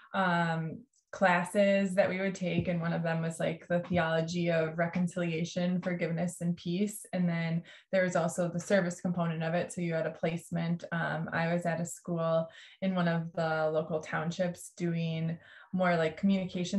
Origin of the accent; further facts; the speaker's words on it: Milwaukee, Wisconsin, United States; I grew up in Milwaukee